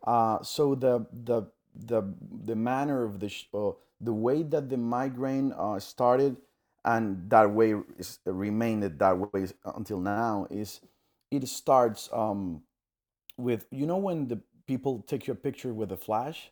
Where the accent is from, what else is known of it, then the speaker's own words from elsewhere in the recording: Panama; I'm from Panama, Central America